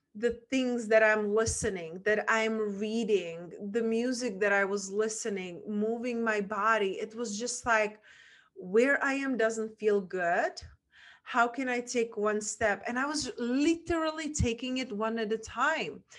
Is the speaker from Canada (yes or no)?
no; Czechia; English is a second language; moved away; I grew up and where my accent is from, from a small town in Czech Republic